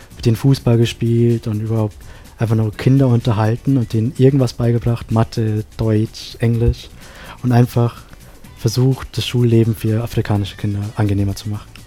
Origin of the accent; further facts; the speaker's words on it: Sri Lanka; now in Innsbruck, Austria; in meinem Heimatland Sri Lanka